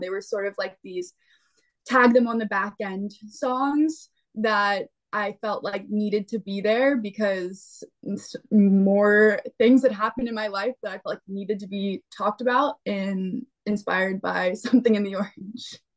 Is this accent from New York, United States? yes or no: no; Pennsylvania, United States; I'm from Pennsylvania, so I and my family is from Ohio and North Carolina